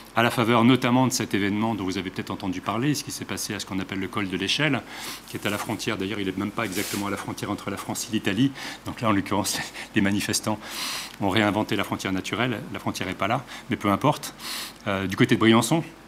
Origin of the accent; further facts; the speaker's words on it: Geneva, Switzerland; d'où je viens, c'est-à-dire de Genève et de la région alpine